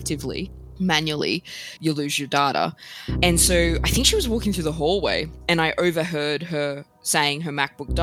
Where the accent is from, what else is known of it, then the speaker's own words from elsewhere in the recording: Sydney, New South Wales, Australia; moved away as an adult; also born or lived in Melbourne; I moved from Sydney to Melbourne